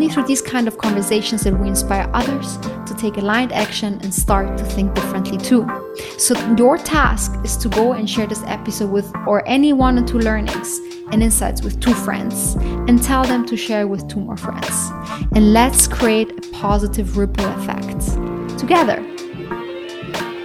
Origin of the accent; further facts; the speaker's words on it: Austria; We are actually cousins. We grew up together back in Austria